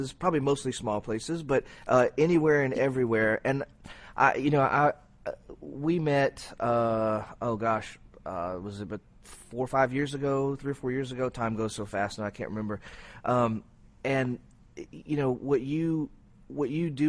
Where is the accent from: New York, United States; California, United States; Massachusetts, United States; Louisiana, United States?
Louisiana, United States; Cajun; I'm Cajun